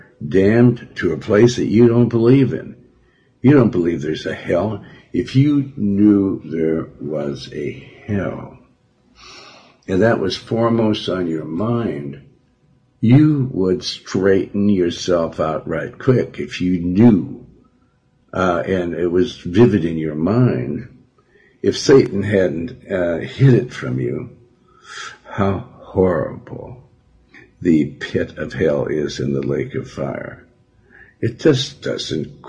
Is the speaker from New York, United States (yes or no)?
no; Billings, Montana, United States; I'm from Montana